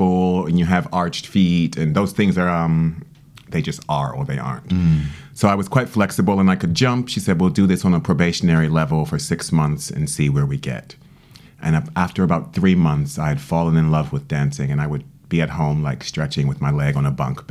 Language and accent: English; Washington, District of Columbia, United States; moved away as an adult; now in United Kingdom; as a child, I was growing up in Washington, D.C.